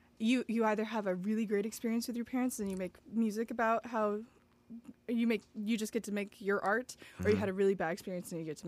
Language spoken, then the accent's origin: English; Belleville, Illinois, United States; moved away as an adult; now in Chicago, United States; I'm from Belleville, Illinois, which is next to St. Louis. Mm-hmm. So a little itty bitty town.